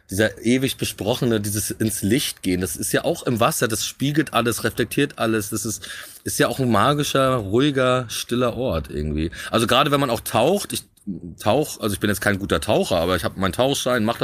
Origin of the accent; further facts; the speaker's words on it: Rostock, Mecklenburg-Vorpommern, Germany; moved away; also born or lived in Berlin; Rostock. Ja? Ja, na, ist meine Heimatstadt.